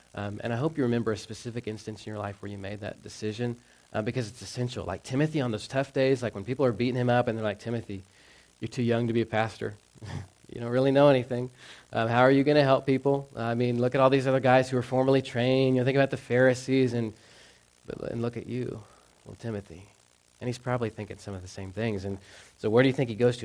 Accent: Texas, United States; moved away; growing up in the South, um, we had lakes, but they were all man-made. I didn't get like how cool or magnificent like lakes could be. In Texas

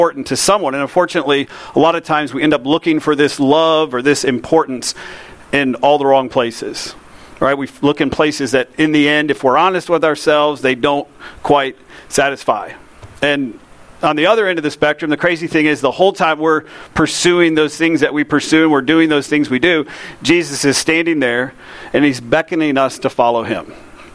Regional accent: Lakeland, Florida, United States; I grew up in Lakeland

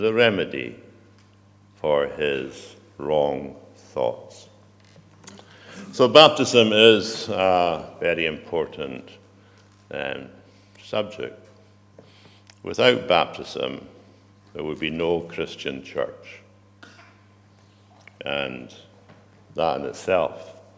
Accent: United Kingdom; probably you and I are all British

